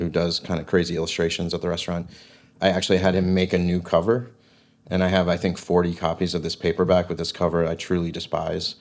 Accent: East Coast, United States; growing up on the East Coast

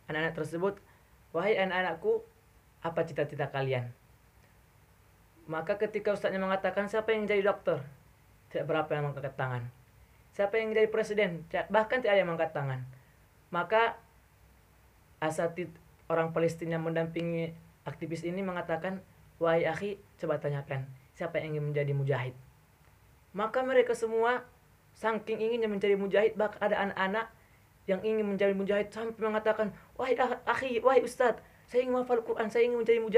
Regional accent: Gunung Tua, North Sumatra, Indonesia; Aslinya saya dari Gunung Tua, Kabupaten Paluta, Padang Lawas Utara, Kota Medan

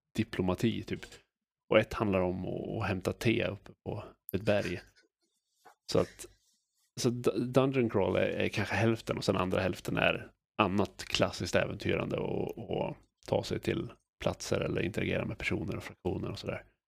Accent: Sweden; som svensk rollspelare

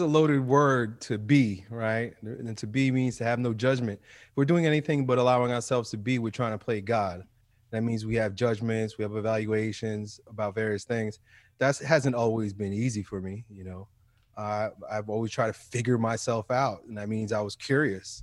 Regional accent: New York City, New York, United States; as a kid, growing up in a black and white world, New York City

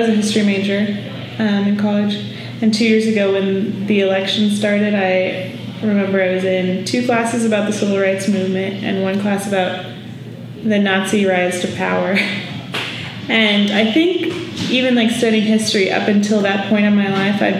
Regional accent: Shawnee, Kansas, United States; now in Manhattan, Kansas, United States; I grew up in Shawnee, Kansas, which is near Kansas City

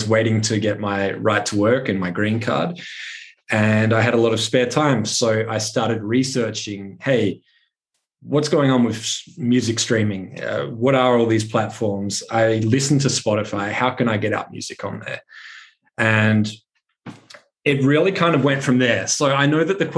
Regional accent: Adelaide, South Australia, Australia; moved away as an adult; also born or lived in Brisbane; I started playing local venues in my hometown in Adelaide, South Australia

